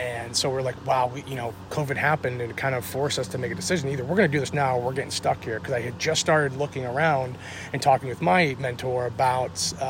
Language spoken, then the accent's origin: English; Northern Illinois, United States; moved away as an adult; now in Sarver, United States; I'm actually from Illinois, Northern Illinois.